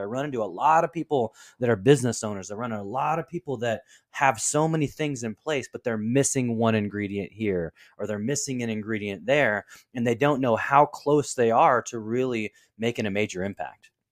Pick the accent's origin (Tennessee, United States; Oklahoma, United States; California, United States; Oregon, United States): Oregon, United States; Portland; my hometown team of the Trailblazers